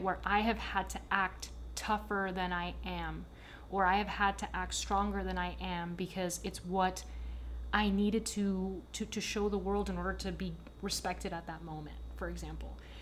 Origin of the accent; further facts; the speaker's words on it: Miami, Florida, United States; accent: American apple pie; If I'm not in Miami and someone asks me where I'm from, I say, "Oh, I'm American. I'm from Miami."